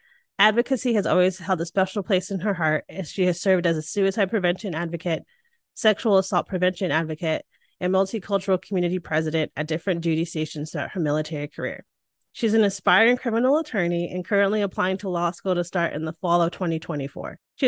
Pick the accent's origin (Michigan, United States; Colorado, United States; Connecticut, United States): Connecticut, United States; now in Austin, United States; I grew up in Connecticut, which people think no Black people live in Connecticut. We do. But I grew up in a very diverse place in a very big family.